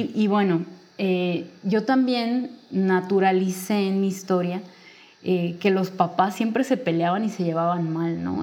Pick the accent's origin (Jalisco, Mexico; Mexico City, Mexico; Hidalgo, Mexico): Jalisco, Mexico; Guadalajara; yo soy de, nací en Guadalajara, sigo aquí viviendo.